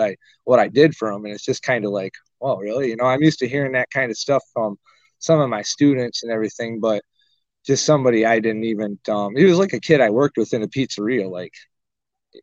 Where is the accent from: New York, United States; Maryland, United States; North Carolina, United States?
New York, United States; Arcade; moved away; also born or lived in Springville, New York / Cheektowaga, New York; I was born in Springville, raised in West Valley, Arcade